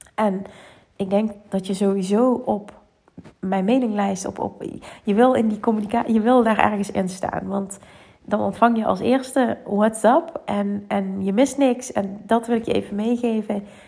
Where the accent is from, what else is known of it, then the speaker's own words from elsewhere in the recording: Limburg, Netherlands; accent: Limburgs; mijn Limburgs accent